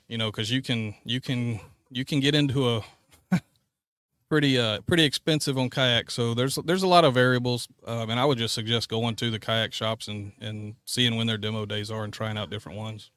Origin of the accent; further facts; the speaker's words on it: North Carolina, United States; moved away as an adult; now in Texas, United States; I grew up in North Carolina